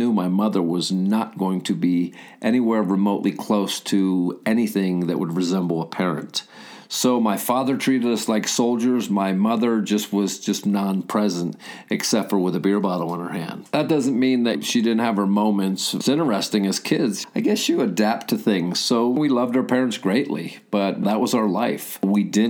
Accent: the hills of Pennsylvania, United States; also born or lived in Philadelphia, Pennsylvania; So we moved out to the hills of Pennsylvania, and I grew up in an area where I think the most prevalent business was a sawmill, and it was on the edge of Amish country

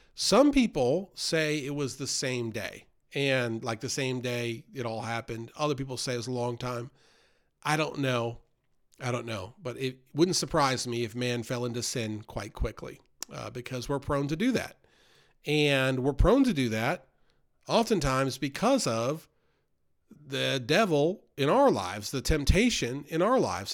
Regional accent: New York, United States; moved away; I grew up in New York outside the city in a very worldly environment

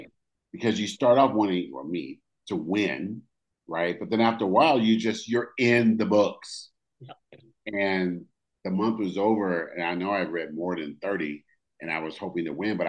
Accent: Oakland, California, United States; I grew up in California, Oakland, California

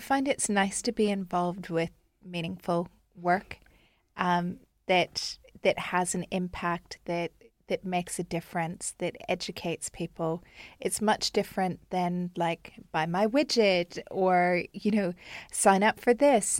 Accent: Canada; moved away as an adult; now in Dubai, United Arab Emirates

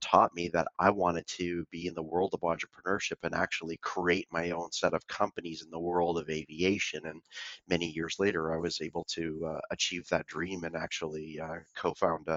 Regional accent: Vancouver, British Columbia, Canada; I was born and raised in Vancouver, Canada.

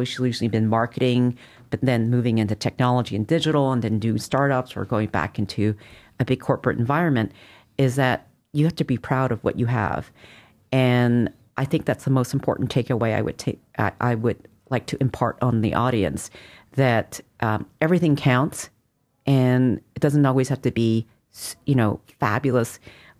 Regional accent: Montreal, Quebec, Canada; now in United States; I grew up in Montreal

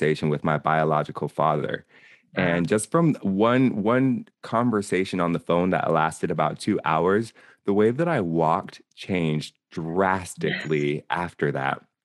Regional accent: Seattle, Washington, United States; also born or lived in Nez Perce Indian Reservation, Idaho; I come out of the Pacific Northwest. I was born in Seattle

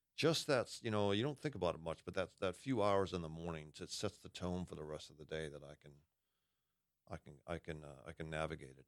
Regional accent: Massachusetts, United States; I'm a masshole. I grew up in Massachusetts

